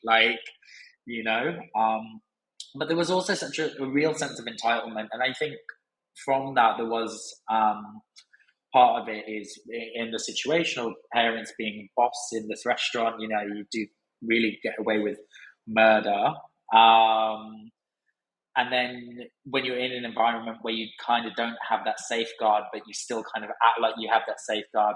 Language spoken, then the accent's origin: English; Brighton, South East England, United Kingdom; also born or lived in Cumbria; moving back to Brighton because I grew up in Brighton